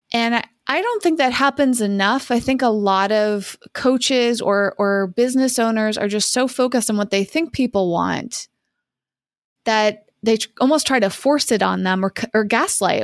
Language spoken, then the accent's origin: English; Massachusetts, United States; I grew up in Massachusetts.